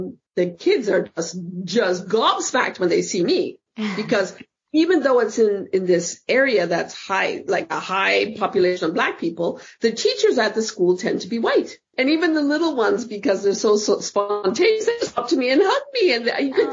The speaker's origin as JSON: {"language": "English", "country": "Canada", "tie": "born or raised there", "also_born_or_lived": "Fort Lauderdale, United States / New York, United States", "moved": "as an adult", "lives_now": "Amsterdam, Netherlands", "said": "as a kid growing up in Canada"}